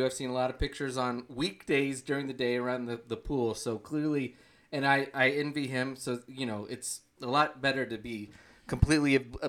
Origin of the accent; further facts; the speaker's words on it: Oklahoma, United States; I grew up in Oklahoma.